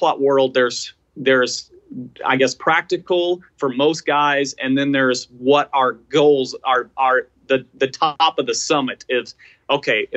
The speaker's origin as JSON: {"language": "English", "area": "Chesapeake Bay watershed, East Coast", "region": "Chesapeake Bay area", "country": "United States", "tie": "born or raised there", "also_born_or_lived": "Midwest", "moved": "yes", "said": "I grew up on the East Coast, specifically within the Chesapeake Bay watershed."}